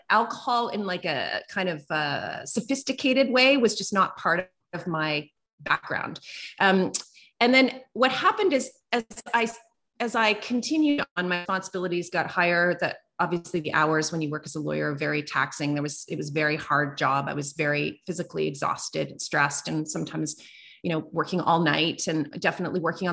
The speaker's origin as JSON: {"language": "English", "area": "East Coast of Canada", "region": "Atlantic Canada", "country": "Canada", "also_born_or_lived": "Calgary, Alberta", "moved": "as an adult", "said": "I'm from the East Coast of Canada. I moved to Calgary, Alberta, which is over on the west side."}